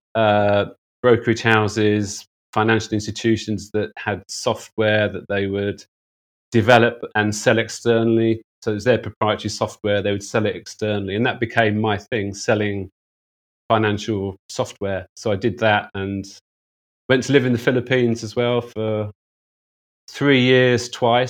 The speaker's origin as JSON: {"language": "English", "country": "United Kingdom", "also_born_or_lived": "Hong Kong", "moved": "as an adult", "said": "as a Brit"}